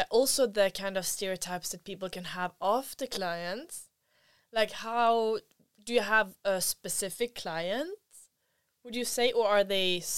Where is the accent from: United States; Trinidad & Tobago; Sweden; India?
Sweden; moved away; I'm from Sweden